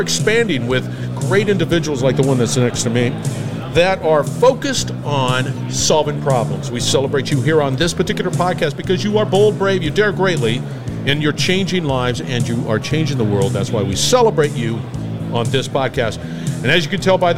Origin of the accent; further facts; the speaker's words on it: Barstow, California, United States; I grew up in Barstow, California